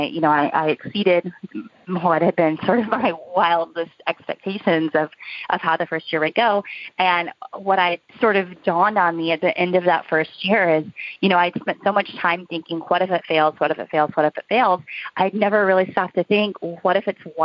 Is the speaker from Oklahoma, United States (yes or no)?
yes; Oklahoma, United States; also born or lived in New York; now in Nashville, United States; I grew up in Oklahoma